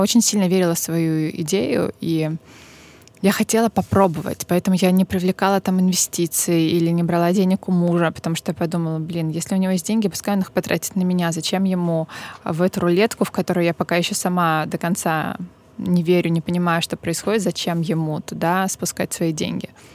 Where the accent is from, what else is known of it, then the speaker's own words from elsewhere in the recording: Novorossiysk, Krasnodar Krai, Russia; moved away; моего родного города